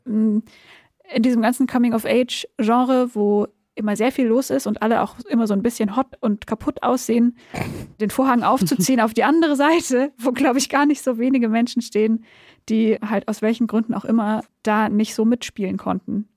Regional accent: Backnang, Baden-Württemberg, Germany; moved away as an adult; now in Berlin, Germany; ich komme aus Südwestdeutschland

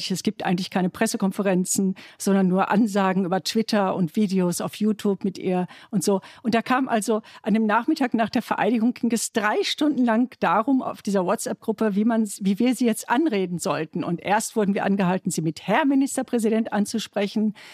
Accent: Germany; mein Mann und ich, wir sind, er ist Italiener und ich bin Deutsche.

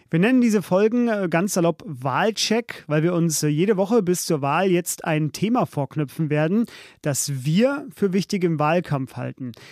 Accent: Saarland, Germany; ich komme aus dem Saarland.

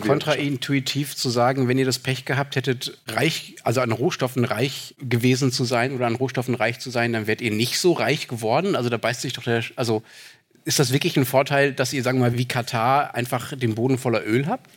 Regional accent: Dortmund, North Rhine-Westphalia, Germany; in meiner Heimatstadt

